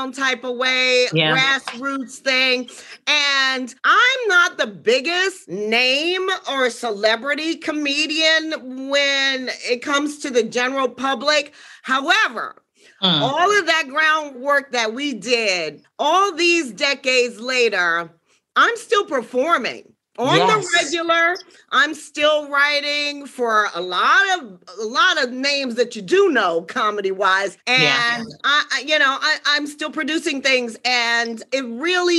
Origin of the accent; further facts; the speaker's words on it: Washington, District of Columbia, United States; from Washington, D.C. originally